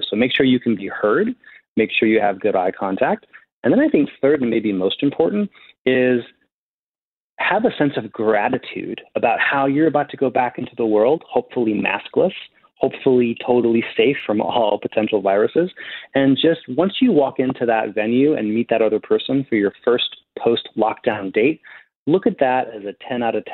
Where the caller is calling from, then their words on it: New York City, New York, United States; I'm in New York City.